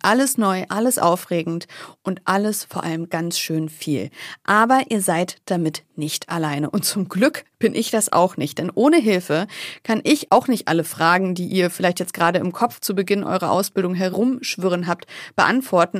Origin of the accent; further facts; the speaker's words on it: the North, Northern Germany, Germany; wie man bei uns im Norden sagt